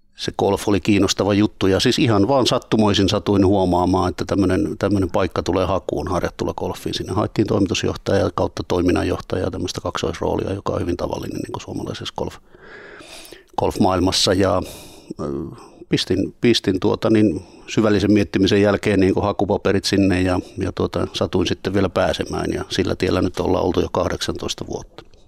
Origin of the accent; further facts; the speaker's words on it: Pielavesi, North Savo, Finland; moved away as an adult; now in Turku, Finland; Pielavedin kotikyläni niin Laukkalan